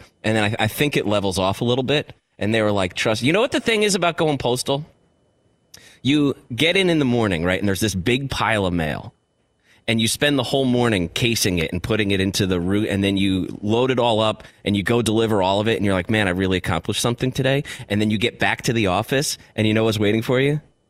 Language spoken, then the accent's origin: English; Ireland; Especially as an Irish guy.